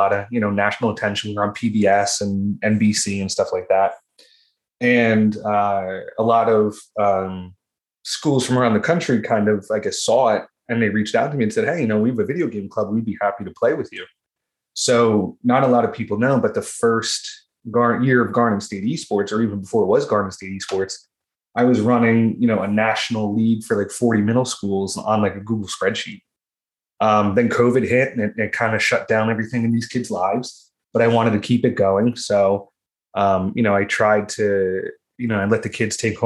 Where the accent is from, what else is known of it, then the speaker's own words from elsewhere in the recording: Ocean County, New Jersey, United States; I'm from Ocean County, New Jersey